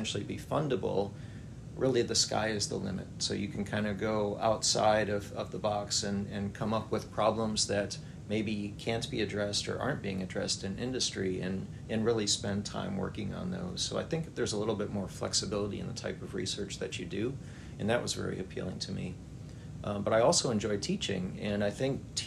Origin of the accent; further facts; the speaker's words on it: Wisconsin, United States; moved away as an adult; also born or lived in South Carolina / Texas / Pennsylvania; now in Alabama, United States; I grew up in Wisconsin and attended Clemson University as an undergraduate.